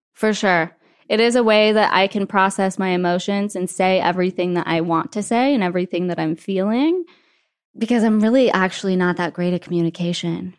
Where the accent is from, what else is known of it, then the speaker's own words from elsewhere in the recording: Wyoming, United States; moved away; I grew up in Wyoming where everything is just nice.